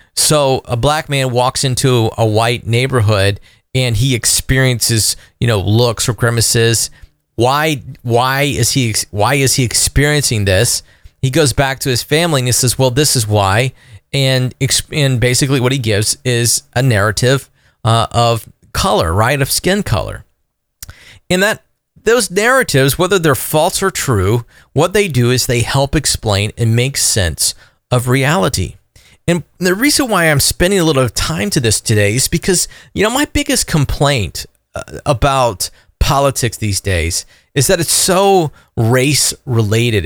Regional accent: Florida, United States; I'm an American first, but I'm also a southerner. I'm also a Floridian

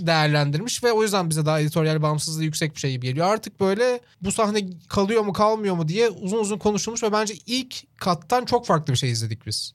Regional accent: Çorlu, Tekirdağ, Turkey; benim işte büyüdüğüm yerde de mesela Çorlu'da Kenan Gıda vardı

